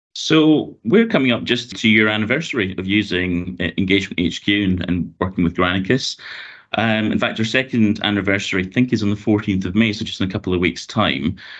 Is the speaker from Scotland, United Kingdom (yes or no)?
yes; Glasgow, Scotland, United Kingdom; moved away as an adult; also born or lived in London; now in Hertfordshire, United Kingdom; you might have guessed from my accent, I'm originally from Glasgow in Scotland